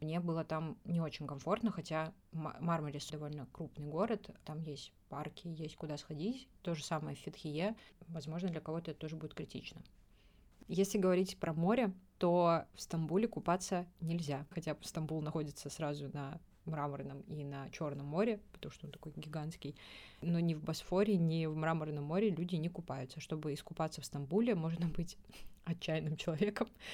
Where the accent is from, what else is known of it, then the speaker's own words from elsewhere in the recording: Russia; я из России